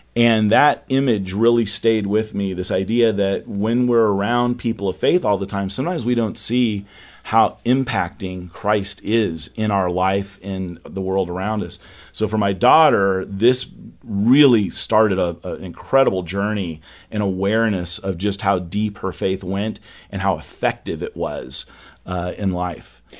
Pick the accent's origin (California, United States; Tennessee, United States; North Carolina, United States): California, United States; now in Dallas, United States; growing up in California, I wasn't in, uh, the Bible Belt